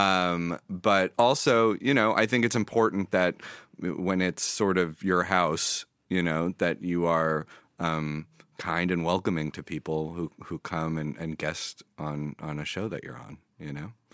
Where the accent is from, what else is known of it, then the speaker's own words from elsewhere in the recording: New York City, New York, United States; moved away as an adult; also born or lived in Israel; now in Los Angeles, United States; I grew up in New York City